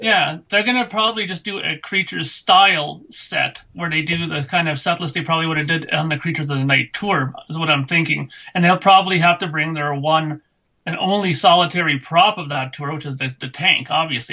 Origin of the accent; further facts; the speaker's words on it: Canada; being Canadian